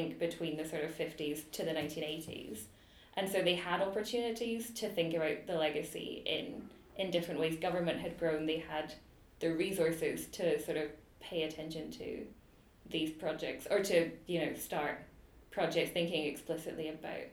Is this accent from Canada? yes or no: no; United Kingdom; now in Edinburgh, United Kingdom; I was British